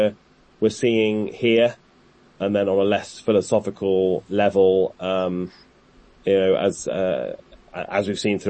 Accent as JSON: {"language": "English", "country": "United Kingdom", "moved": "yes", "lives_now": "Washington, United States", "said": "I say this as a Brit"}